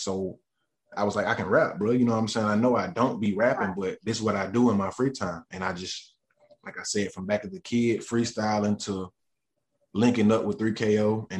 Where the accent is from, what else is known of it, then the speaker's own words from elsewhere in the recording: Gaston, North Carolina, United States; So I just really, the things that I see shape growing up in Gaston, and the things that I seen, the things that I went through is what really shaped my sound